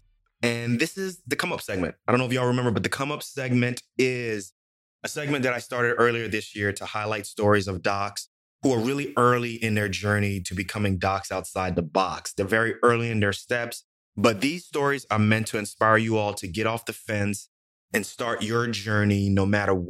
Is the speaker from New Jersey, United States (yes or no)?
yes; Irvington, New Jersey, United States; I grew up in Irvington